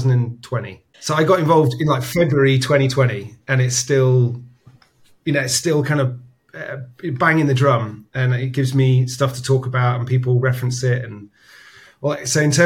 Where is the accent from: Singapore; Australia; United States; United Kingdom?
United Kingdom; as a Brit